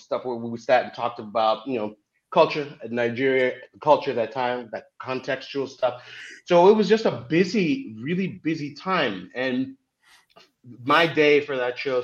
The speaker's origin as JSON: {"language": "English", "country": "Canada", "tie": "born or raised there", "also_born_or_lived": "Zimbabwe", "said": "I'm from Africa and grew up in Canada"}